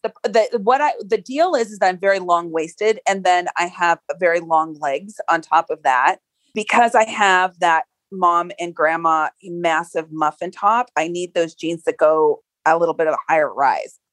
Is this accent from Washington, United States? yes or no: yes; Seattle, Washington, United States; I grew up in the Pacific Northwest. So I was in Seattle in the grunge circles